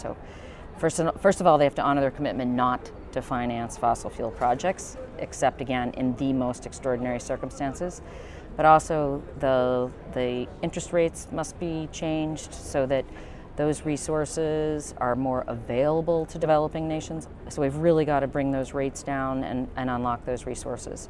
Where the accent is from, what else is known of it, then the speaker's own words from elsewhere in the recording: United States; my home country of the United States